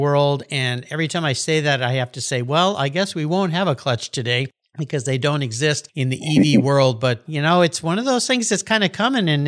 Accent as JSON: {"language": "English", "town": "La Jolla", "region": "California", "country": "United States", "tie": "born or raised there", "said": "my hometown, beautiful La Jolla, California"}